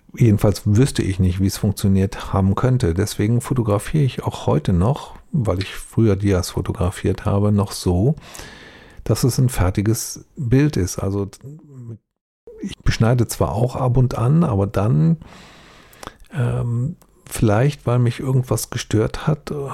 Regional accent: Duisburg, North Rhine-Westphalia, Germany; Ich bin ja selbst in Duisburg aufgewachsen

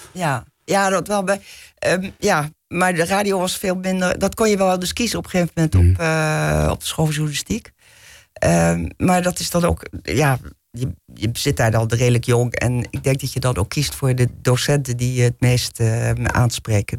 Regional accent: Bussum, North Holland, Netherlands; ik ben opgegroeid gegroeid in Bussum, dus hier niet zo ver vandaan.

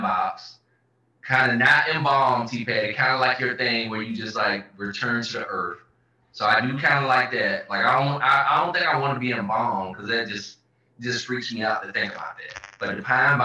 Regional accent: the South, United States; moved away; I grew up in the South

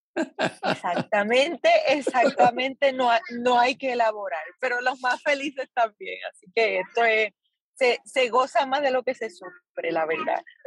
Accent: Puerto Rico; como puertorriqueños y puertorriqueñas

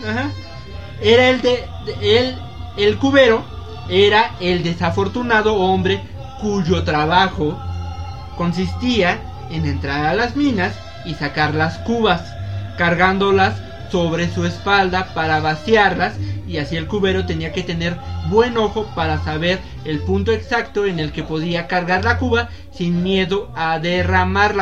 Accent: Mexico; como buenos mexicanos

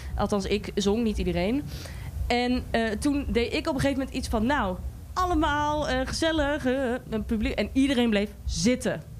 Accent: Goor, Overijssel, Netherlands; ik kom zelf uit Goor

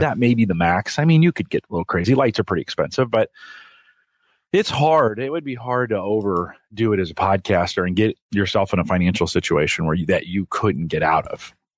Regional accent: Silicon Valley, California, United States; I grew up in the Silicon Valley

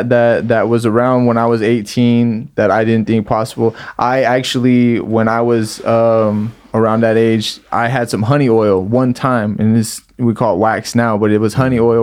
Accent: Salinas, California, United States; We're from Salinas.

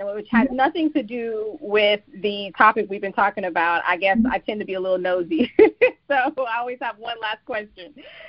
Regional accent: Texas, United States; I'm not. I'm from Texas.

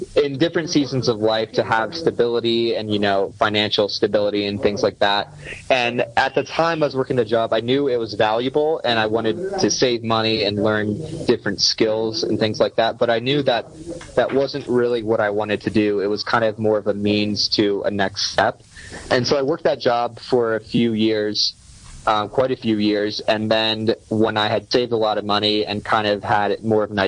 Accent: Pennsylvania, United States; born or raised there

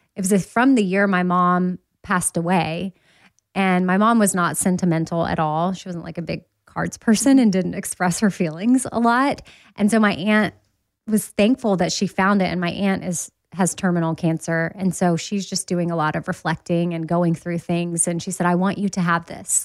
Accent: Austin, Texas, United States; now in Nashville, United States; I'm from Austin

